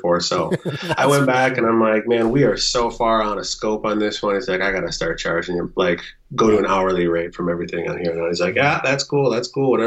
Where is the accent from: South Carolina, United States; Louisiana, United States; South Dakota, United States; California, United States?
South Dakota, United States; now in Moorhead, United States; my hometown down in South Dakota